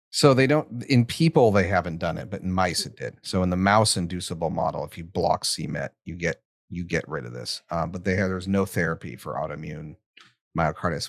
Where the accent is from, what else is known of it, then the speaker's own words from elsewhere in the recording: United States; accent: American; my hideous American accent.